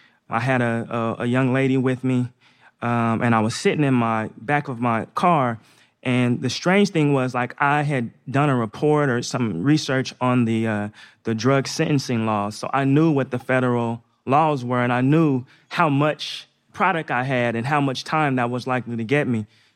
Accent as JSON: {"language": "English", "region": "Northeast", "country": "United States", "tie": "born or raised there", "said": "So I grew up in the Northeast. I played basketball just like all the other kids when I was young."}